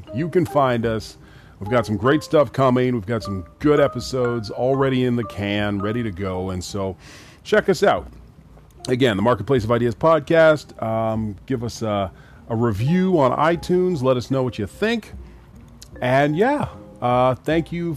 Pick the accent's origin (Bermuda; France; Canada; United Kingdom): Canada; also born or lived in Grenada / Trinidad; My family's from the Caribbean, Grenada and Trinidad, and I was born here in Canada